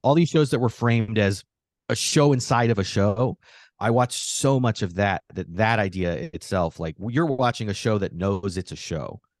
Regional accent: Phoenix, Arizona, United States; now in New York, United States; I grew up in Arizona, so everything was on an hour earlier

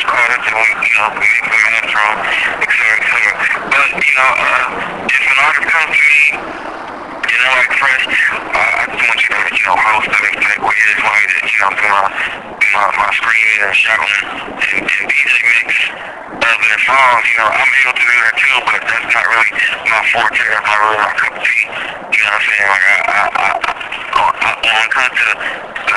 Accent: Bay Area, California, United States; also born or lived in Baltimore, Maryland / San Jose / Oakland; I was born in Baltimore, Maryland, and raised in the Bay Area.

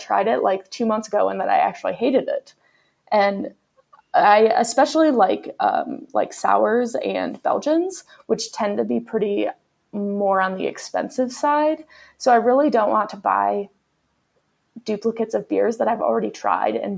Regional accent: Michigan, United States; now in Colorado, United States; I live in Colorado now, but I'm from Michigan

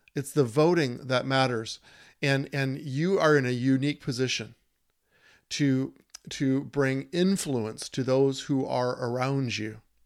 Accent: Minnesota, United States; My home state, wearing it on my shirt

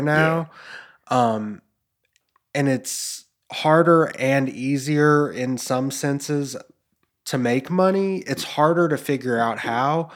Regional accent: Memphis, Tennessee, United States; growing up in Memphis

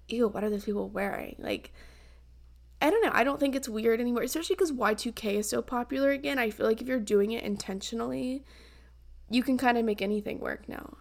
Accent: the South, United States; I grew up in the South

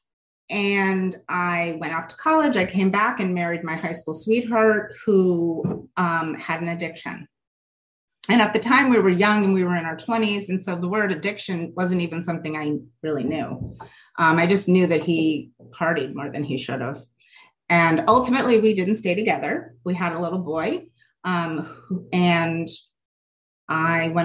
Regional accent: Connecticut, United States; I grew up in a middle upscale affluent town in Connecticut

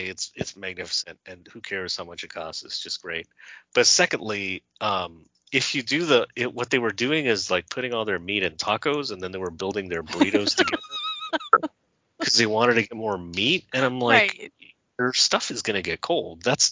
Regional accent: California, United States; I'm from California

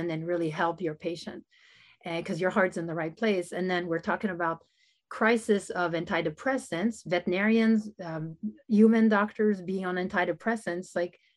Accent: Canada; also born or lived in United States; I'm Canadian

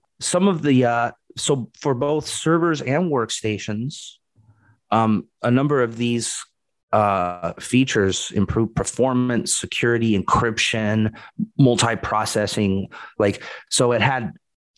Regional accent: Portland, Oregon, United States; moved away; I was from Portland too, and we had the big Intel plant.

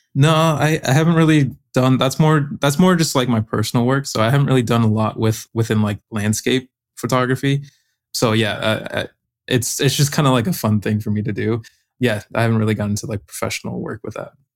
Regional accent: Arizona, United States; moved away as an adult; now in Maui, United States; I'm living in Maui, Hawaii right now. I'm from Arizona, but yeah, living out here on the island.

